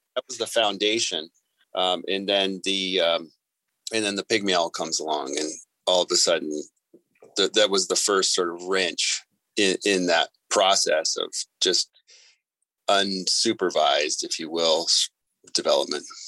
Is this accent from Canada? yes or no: yes; Vancouver, British Columbia, Canada; moved away as an adult; now in Tucson, United States; I grew up in British Columbia and Vancouver, and I love it up there